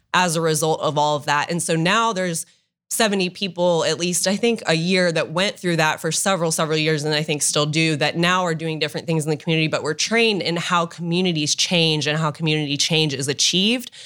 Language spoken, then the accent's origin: English; Dublin, Ohio, United States; also born or lived in Oxford, Ohio / Washington, D.C.; I grew up in Dublin, um, lived there my whole life up until college